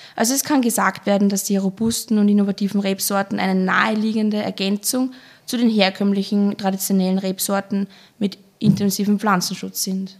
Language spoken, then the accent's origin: German; Traisental, Lower Austria, Austria; komme aus dem kleinen, aber feinen Weinland Dreisendal in Niederösterreich